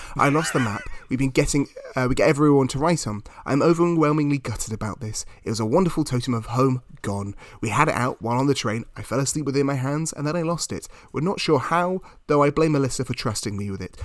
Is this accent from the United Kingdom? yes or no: yes; United Kingdom; being British